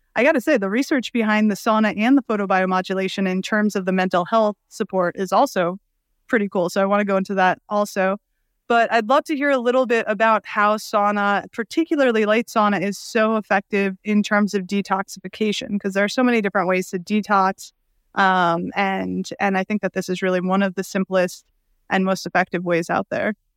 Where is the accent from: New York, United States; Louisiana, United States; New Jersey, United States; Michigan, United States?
New York, United States; New York City; I grew up in Brooklyn